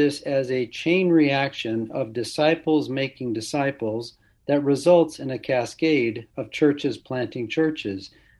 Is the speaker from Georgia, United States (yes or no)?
no; California, United States; moved away as an adult; now in Nashville, United States; Born and raised in California.